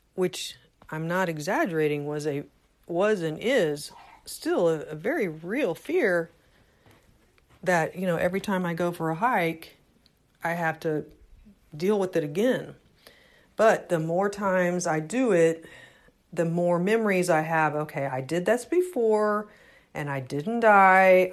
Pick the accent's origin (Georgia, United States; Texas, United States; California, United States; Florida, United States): Texas, United States; Houston; moved away; I was raised in Houston.